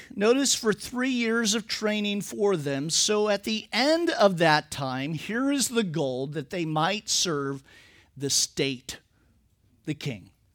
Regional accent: Napa Valley, California, United States; I'm from the Napa Valley

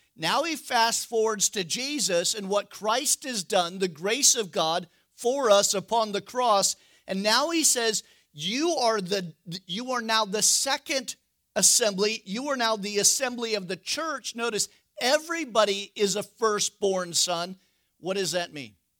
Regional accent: West Coast, United States; I'm from the West Coast.

